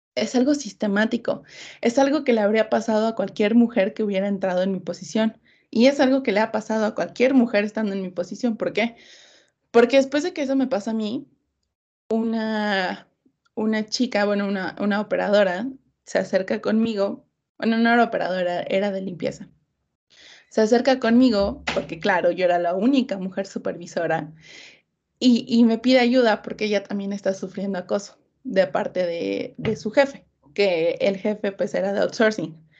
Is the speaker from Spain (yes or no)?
no; Mexico City, Mexico; Soy de la Ciudad de México